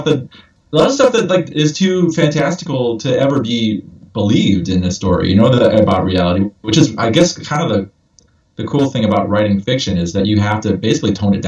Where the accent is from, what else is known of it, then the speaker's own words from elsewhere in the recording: Ireland; Like, I'm an Irish person, and this I can tell you for a fact, this is not how it is to be Irish.